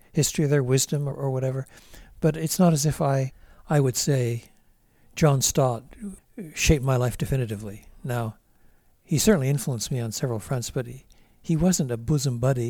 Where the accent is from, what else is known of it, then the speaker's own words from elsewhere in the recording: Drummondville, Quebec, Canada; also born or lived in Montreal; We moved from Montreal when I was at the ripe old age of eighteen months. We moved to a small city called, uh, Drummondville